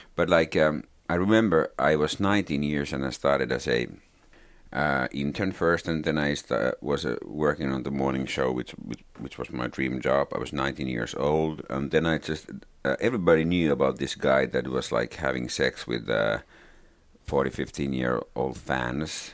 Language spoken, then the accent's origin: English; Finland; English is a second language; also born or lived in Lapland (family); I'm a Finn